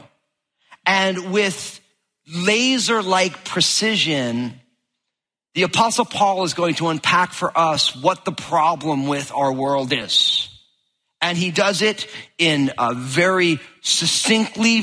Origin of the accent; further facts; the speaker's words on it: New Jersey, United States; I'm from New Jersey